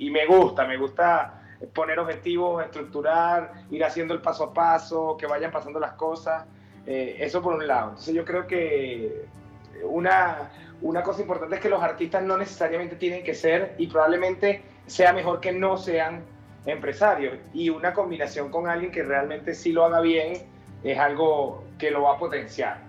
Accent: Caracas, Capital District, Venezuela; accent: caraqueño; moved away as an adult; now in Mexico; como venezolanos

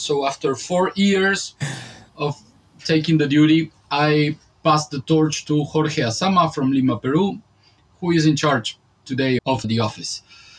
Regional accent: Montevideo, Uruguay; I am for one more week in my hometown, Montevideo, in South America, Uruguay.

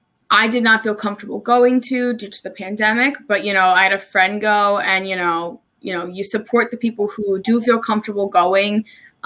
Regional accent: New Jersey, United States; moved away as an adult; also born or lived in Maryland; now in Salisbury, United States; I'm originally from New Jersey. I moved to Maryland about almost 3 years ago now. Permanently, I came here originally for school at Salisbury University.

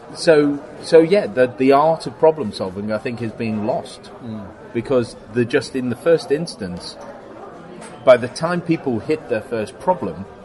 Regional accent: Liverpool, North West England, United Kingdom; I grew up in Liverpool, not much of a film industry there.

